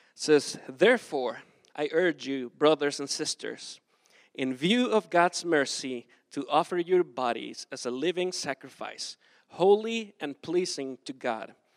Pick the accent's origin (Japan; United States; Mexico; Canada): Mexico; Acapulco, Guerrero; moved away as an adult; I am from Mexico. I grew up in South Mexico, Acapulco, that is like super hot.